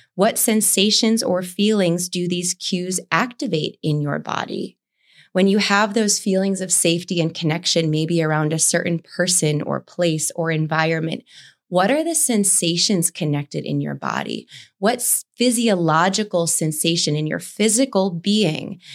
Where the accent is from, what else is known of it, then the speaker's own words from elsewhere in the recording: East Coast, United States; growing up on the East Coast